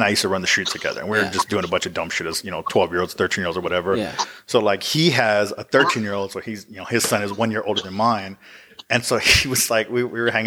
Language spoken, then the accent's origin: English; Uvalde, Texas, United States; I'm originally from Uvalde, so that's my hometown.